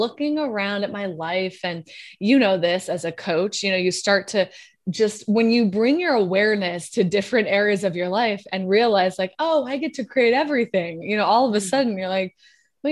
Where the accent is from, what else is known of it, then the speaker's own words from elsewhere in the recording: Wyoming, United States; moved away as an adult; also born or lived in South Carolina / New York; now in Los Angeles, United States; I was born in Wyoming. So it's like, you can imagine a woman who comes from like conservative Wyoming roots